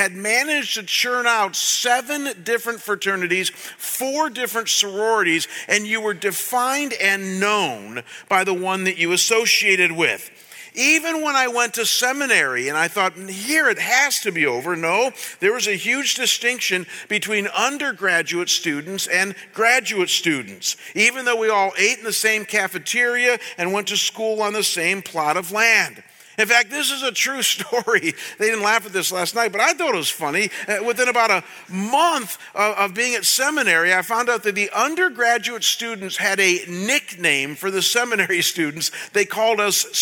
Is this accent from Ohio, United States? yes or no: yes; Chagrin Falls, Ohio, United States; my hometown of Chagrin Falls, Ohio, when I was growing up